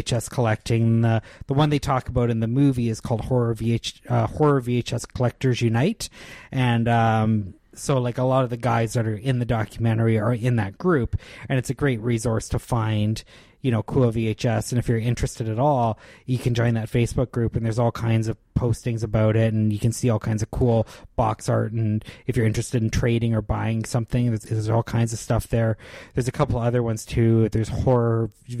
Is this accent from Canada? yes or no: yes; Canada; as a Canadian